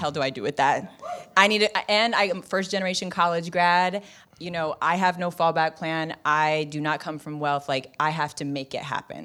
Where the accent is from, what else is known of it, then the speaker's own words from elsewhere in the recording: Bay Area, California, United States; moved away; I'm from the Bay Area